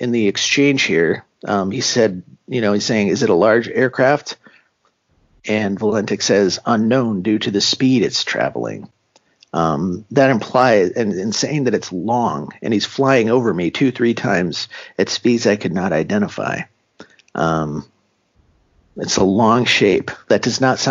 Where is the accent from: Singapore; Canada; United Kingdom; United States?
United States; San Diego, California; I'm from San Diego, California